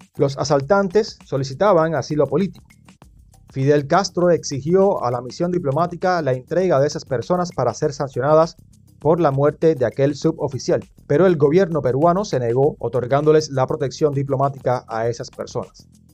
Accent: Cuba; soy de Cuba

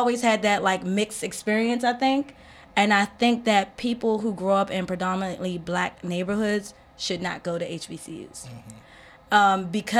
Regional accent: Trinidad & Tobago; moved away; also born or lived in Tennessee / Philadelphia / Charles County; I grew up in Charles County, so, well, okay, let's go back. In Trinidad, it's predominantly Black and Indian. Then I moved here to Tennessee, it's all white.

